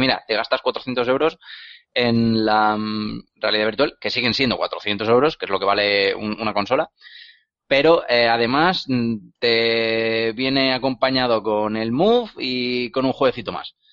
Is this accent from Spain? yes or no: yes; Spain; es que somos españoles, no nos tienen en cuenta.